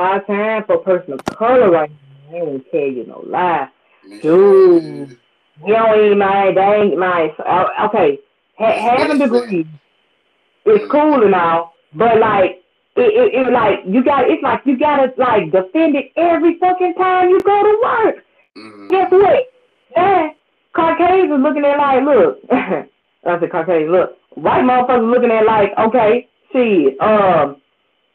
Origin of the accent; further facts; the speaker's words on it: Memphis, Tennessee, United States; moved away; also born or lived in Baton Rouge, Louisiana; I'm from Memphis